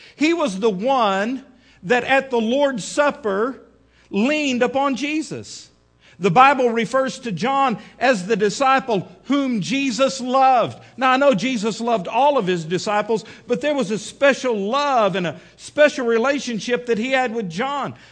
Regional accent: Midland, Texas, United States; now in Fort Smith, United States; when I was a kid growing up in Midland, Texas

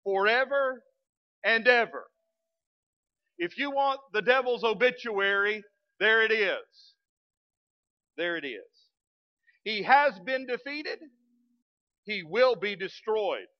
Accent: West Texas, United States; now in Fort Smith, United States; As a kid growing up in West Texas, I was raised in a premillennial preaching church

